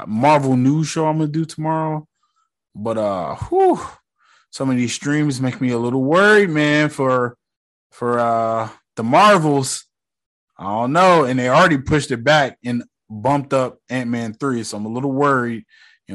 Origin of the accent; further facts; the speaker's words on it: United States; I'm born and bred in America